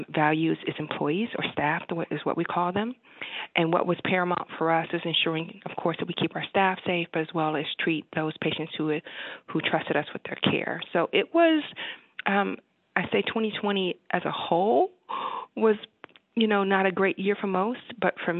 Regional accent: Cleveland, Ohio, United States; moved away as an adult; also born or lived in Michigan / the South / the West; now in Wisconsin, United States; So even though I'm from Cleveland, Ohio, went to school at Michigan

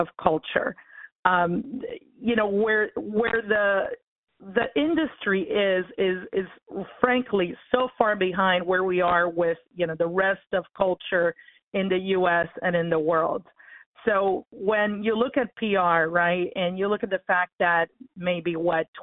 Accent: Cuba; now in United States; I was born in Cuba. I'm actually a Cuban-American. And yeah, so my kids are first generation, but I am an immigrant

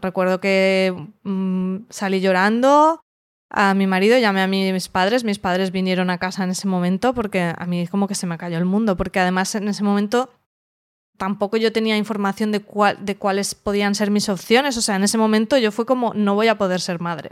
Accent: Alicante, Valencian Community, Spain; vivo en Alicante, soy de Alicante

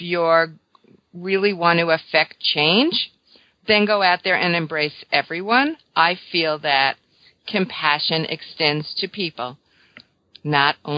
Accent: New York, United States; I'm a New Yorker

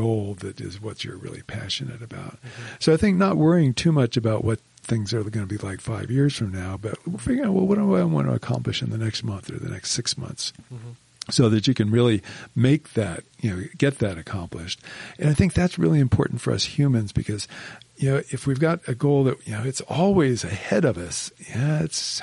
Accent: Miami, Florida, United States; moved away as an adult; also born or lived in New York City; now in Utah, United States; I grew up in Miami, Florida.

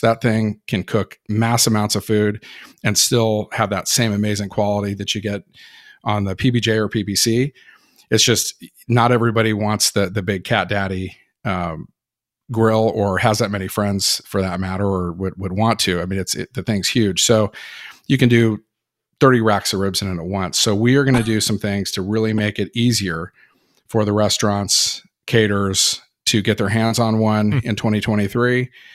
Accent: Berkeley, California, United States; I was born in California, Berkeley, California

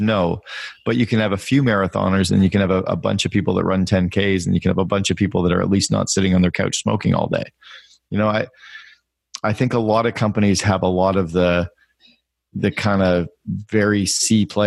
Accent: Northern Ontario, Canada; I grew up in Northern Ontario in Canada

